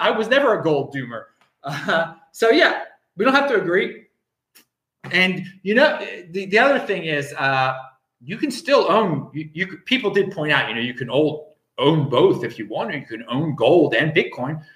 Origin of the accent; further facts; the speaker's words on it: Baltimore, Maryland, United States; moved away; I am from Baltimore, Maryland, um, originally.